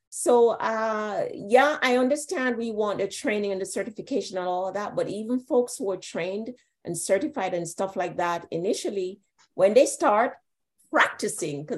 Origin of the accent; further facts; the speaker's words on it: Jamaica; I grew up in Jamaica.